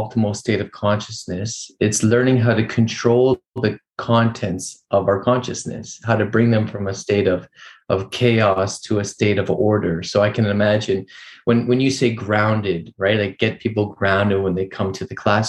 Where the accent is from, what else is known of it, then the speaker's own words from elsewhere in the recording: Vancouver, British Columbia, Canada; I grew up here in Vancouver, Canada